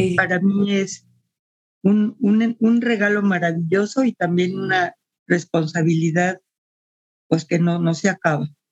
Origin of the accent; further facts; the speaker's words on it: Mexico City, Mexico; moved away as an adult; now in Guadalajara, Mexico; nací en la Ciudad de México. Tengo más de 40 años viviendo en Guadalajara